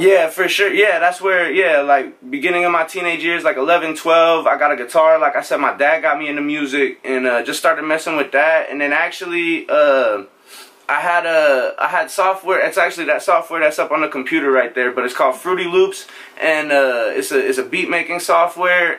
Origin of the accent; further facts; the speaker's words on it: Norfolk, Nebraska, United States; moved away as an adult; also born or lived in Omaha, Nebraska; now in Houston, United States; I'm from Nebraska originally. I grew up there in a town called Norfolk.